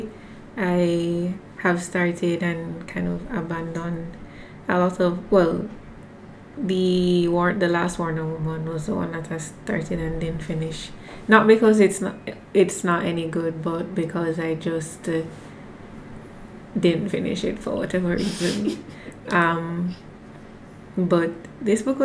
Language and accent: English; Jamaica; as a Jamaican